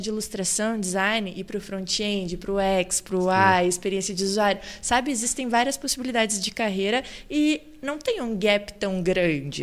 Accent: Cachoeira do Sul, Rio Grande do Sul, Brazil; moved away as an adult; now in Balneário Camboriú, Brazil; Eu sou natural de Cachoeira do Sul, que é o interior do Rio Grande do Sul

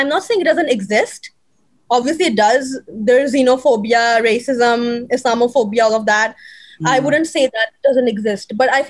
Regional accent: Pakistan; now in United States; No, not I'm just saying ke unko pata nahi chalta ke if I'm a Pakistani, like, so I never experienced anything racist or anything like that, you know?

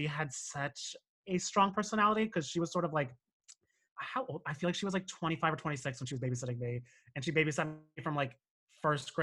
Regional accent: Cranford, New Jersey, United States; moved away as an adult; also born or lived in Monmouth County, New Jersey; now in Brooklyn, United States; I grew up in Union County, so like Cranford.

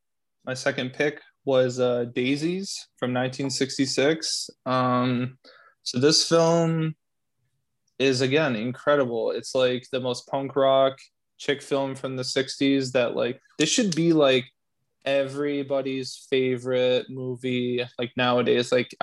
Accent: Binghamton, New York, United States; I grew up in Binghamton, New York, and there was no art house to be found. I had to drive an hour to Ithaca

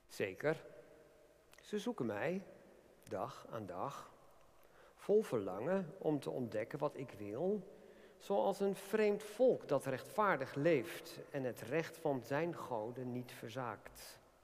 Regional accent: Netherlands; zijn we ook Nederlanders

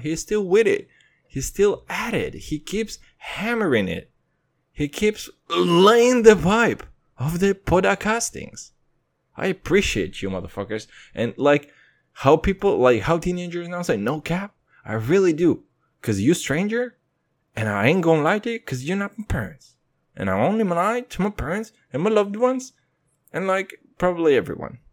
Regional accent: Kazakhstan; moved away; I'm from Kazakhstan.

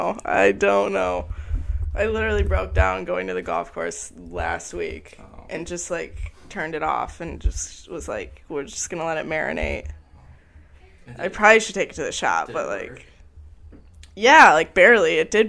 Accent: Indiana, United States; also born or lived in Grand Rapids; I live in Indiana, or I'm from Indiana.

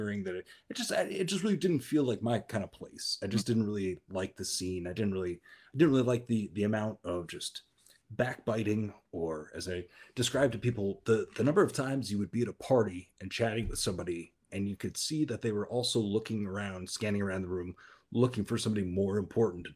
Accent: Bellevue, Washington, United States; Born and raised in Bellevue, Washington

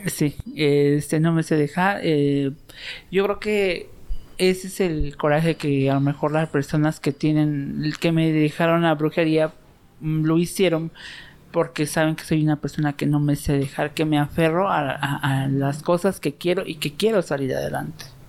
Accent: Mexico City, Mexico; soy nativa de aquí de Culhuacán

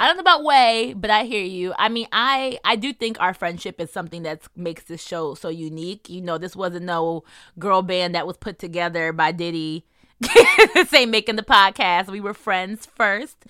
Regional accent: New Jersey, United States; I'm also from New Jersey

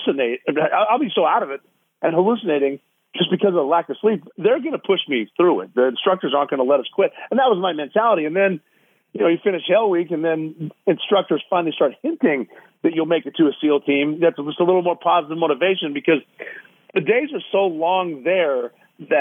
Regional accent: Montana, United States; moved away as an adult; being from Montana, growing up at, 5,500 feet

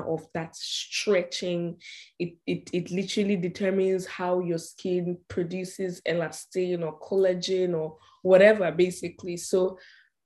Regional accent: Nigeria; moved away; my culture as a Nigerian or like as an African woman

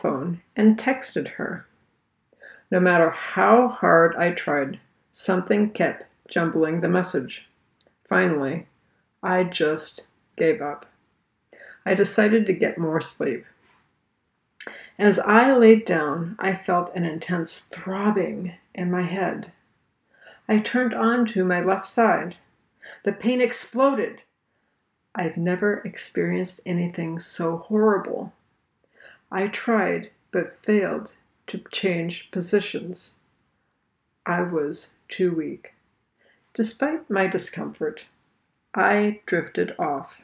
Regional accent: Virginia, United States; I am from Virginia

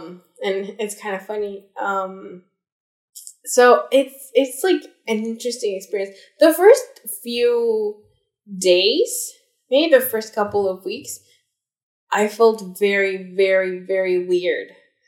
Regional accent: Alberta, Canada; who said, oh, I think, well, I'm a baby adult, or maybe I'm not, depends on who you ask, because I'm from Alberta, so Alberta's age

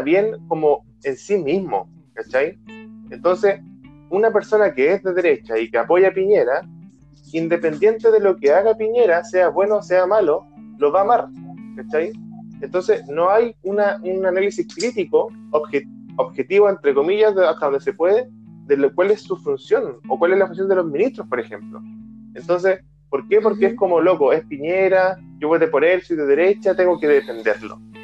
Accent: Arica, Arica y Parinacota, Chile; Yo soy de Arica

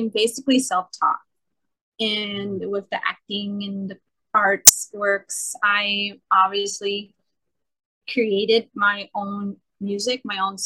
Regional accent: New York City, New York, United States; I'm born and raised in Brooklyn

